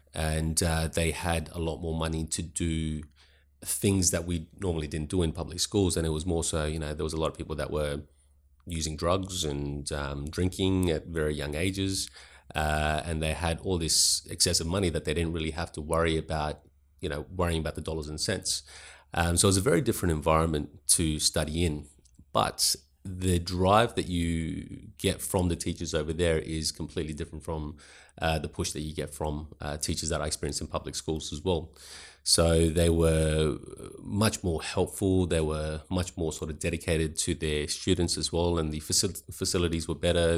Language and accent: English; Adelaide, South Australia, Australia; also born or lived in Pakistan / Sydney / Roxby Downs; I grew up mainly in Adelaide